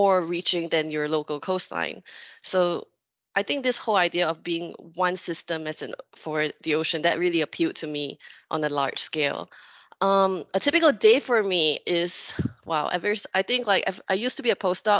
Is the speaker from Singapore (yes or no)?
yes; Singapore; I'm from Singapore. I'm from an island. It's a bit impossible to escape the sea. You grow up with it